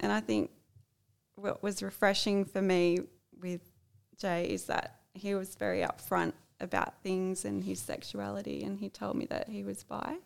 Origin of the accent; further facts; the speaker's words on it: Sydney area, New South Wales, Australia; moved away; I'm originally from the Sydney area